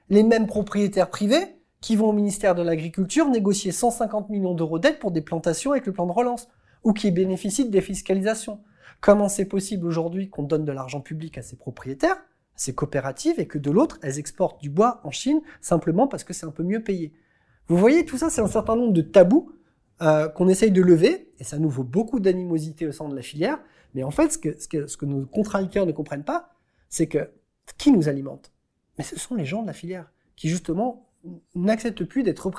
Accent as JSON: {"language": "French", "region": "Normandy", "country": "France", "said": "Je viens de Normandie"}